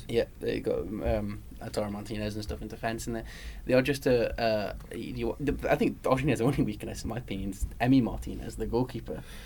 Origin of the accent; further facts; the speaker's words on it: Newcastle upon Tyne, North East England, United Kingdom; now in London, United Kingdom; being a Geordie